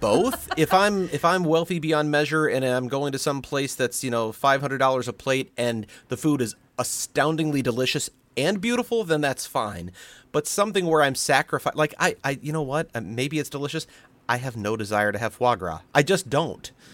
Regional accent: St. Louis, Missouri, United States; I grew up in Saint Louis

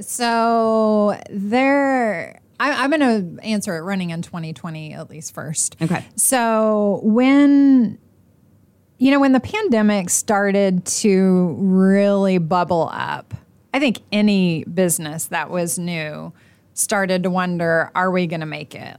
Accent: Oklahoma, United States; now in Indiana, United States; I'm not originally from here. I'm from Oklahoma

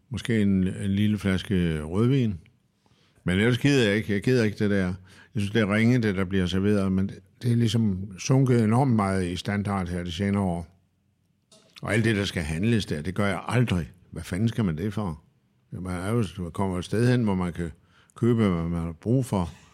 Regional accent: Denmark

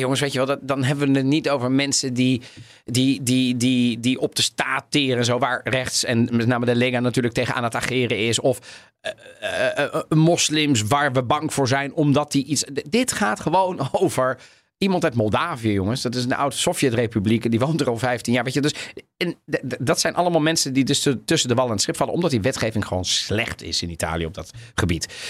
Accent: The Hague, South Holland, Netherlands; in Den Haag toen ik opgroeide

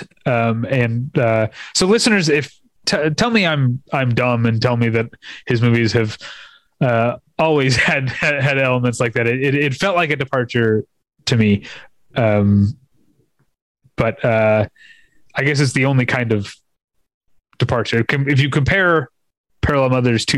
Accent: United States; I'm an American

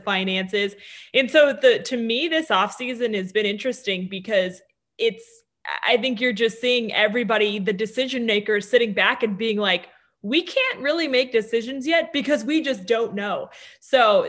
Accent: Denver, Colorado, United States; growing up in Denver

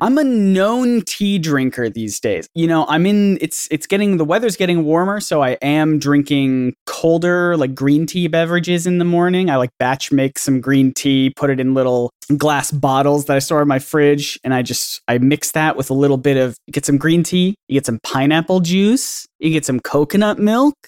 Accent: the South, United States; I grew up in the South

